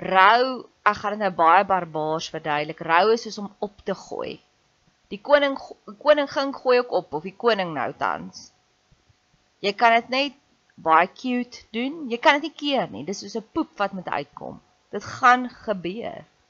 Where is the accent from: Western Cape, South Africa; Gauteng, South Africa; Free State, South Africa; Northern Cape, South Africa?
Free State, South Africa; ek het in die Vrystaat groot geword